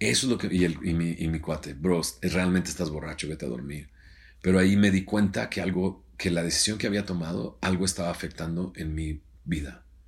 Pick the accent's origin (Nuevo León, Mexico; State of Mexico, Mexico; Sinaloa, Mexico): Nuevo León, Mexico; Monterrey; also born or lived in Scranton, Pennsylvania; soy de Monterrey, soy del 74